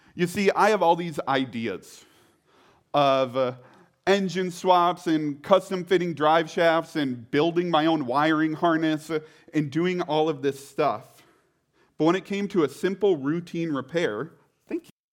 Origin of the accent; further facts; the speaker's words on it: Grantsburg, Wisconsin, United States; I grew up in a tiny town, middle of nowhere, Wisconsin, other side of the state, called Grantsburg.